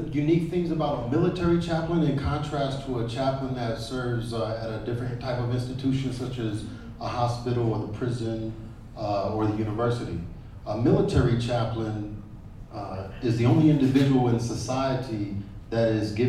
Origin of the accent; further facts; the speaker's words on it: United States; because I grew up in the Army, my father had joined the Army as 18, 19 years old, out of New York, got stationed at Fort Jackson in Columbia, South Carolina.